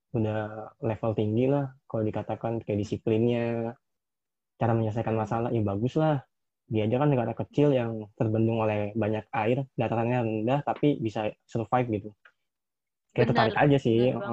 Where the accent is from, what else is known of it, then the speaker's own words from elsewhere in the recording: Jakarta, Indonesia; Kita kan orang Jakarta, kalau pengen bisa ke sana ya langsung ke sana aja